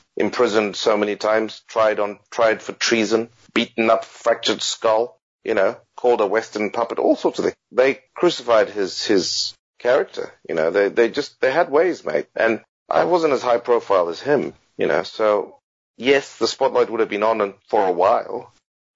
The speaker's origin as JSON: {"language": "English", "country": "Zimbabwe", "also_born_or_lived": "Kenya", "moved": "as an adult", "lives_now": "Australia", "said": "I still see myself as Zimbabwean"}